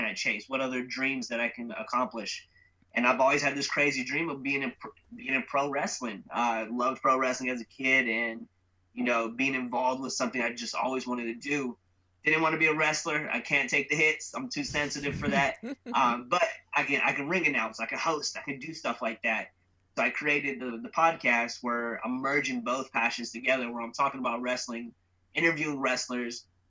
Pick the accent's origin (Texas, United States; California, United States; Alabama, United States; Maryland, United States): California, United States; San Jose; born and raised in San Jose, California. I'm Indian, from India, not Native American.